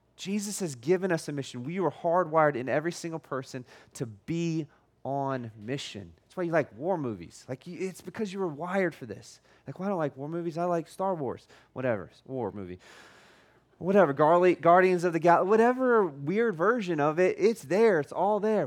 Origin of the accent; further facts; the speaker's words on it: United States; I'm American